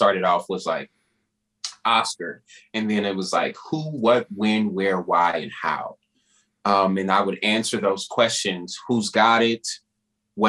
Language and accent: English; Dallas, Texas, United States; my hometown of Dallas